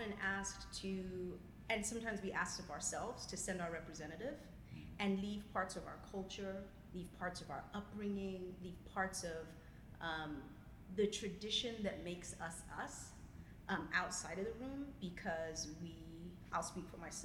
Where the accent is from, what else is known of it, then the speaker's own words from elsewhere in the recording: Zimbabwe; moved away; I'm originally from Zimbabwe.